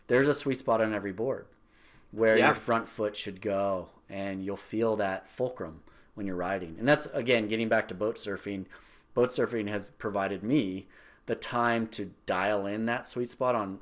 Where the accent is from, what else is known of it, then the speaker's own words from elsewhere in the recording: Marin, California, United States; growing up in Marin, we mountain biked too